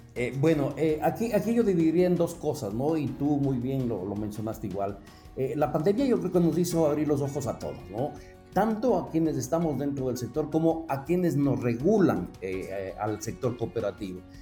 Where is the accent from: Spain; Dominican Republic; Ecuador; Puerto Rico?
Ecuador; moved away as an adult; now in Mexico; soy originario de Ecuador